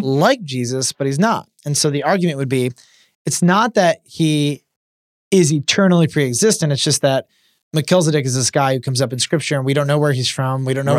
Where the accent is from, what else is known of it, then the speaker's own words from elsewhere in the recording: Kentucky, United States; I'm from Kentucky.